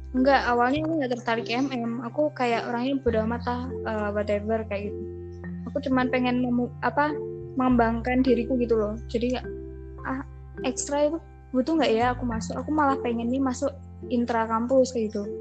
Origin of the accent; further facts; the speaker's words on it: Boyolali, Central Java, Indonesia; Terus habis itu Aku asli Boyolali.